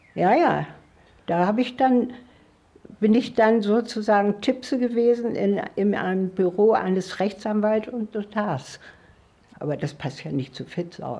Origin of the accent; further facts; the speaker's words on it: Northern Germany, Germany; moved away; also born or lived in Swabia; ich musste ja als Norddeutsche überhaupt erst mal ähm, mit der schwäbischen Küche überhaupt mich anfreunden